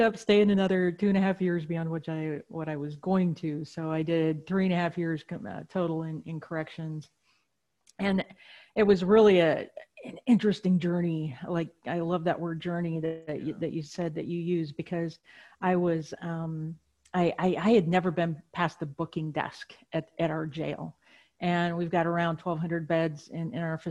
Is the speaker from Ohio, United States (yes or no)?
no; Wisconsin, United States; I was raised in Wisconsin